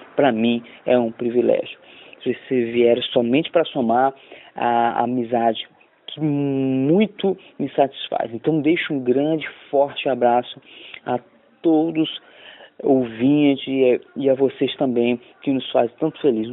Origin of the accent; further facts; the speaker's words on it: Rio de Janeiro, Brazil; now in Belém, Brazil; diretamente de Belém do Pará. Isso mesmo, sou carioca, mas moro aqui há mais de 22